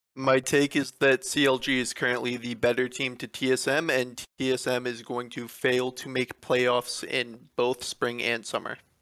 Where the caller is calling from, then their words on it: Atascadero, California, United States; I'm calling from Mataskadero, California